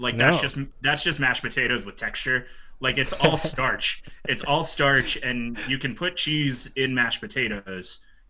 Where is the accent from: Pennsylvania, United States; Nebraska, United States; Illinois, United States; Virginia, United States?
Pennsylvania, United States; Appalachia; now in Ohio, United States; growing up in Appalachia, Pennsylvania, eating a lot of Southern food, and then having half of my family also from the Midwest, now living in the Midwest